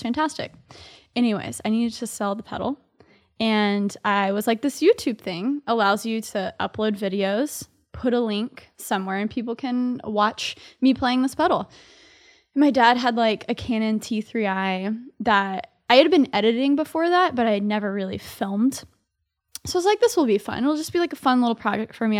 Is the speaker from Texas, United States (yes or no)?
yes; Dallas, Texas, United States; moved away as an adult; now in New York City, United States; I grew up in Dallas, Texas, so I'm a Southerner living here in New York City.